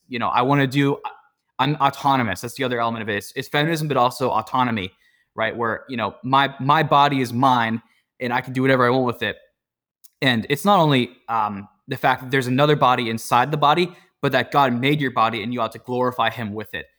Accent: Pittsburgh, Pennsylvania, United States; I grew up in the South Hills of Pittsburgh

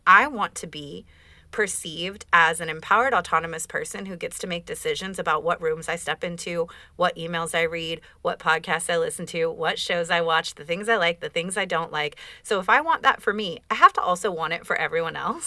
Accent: Oakland, California, United States; I'm from Oakland.

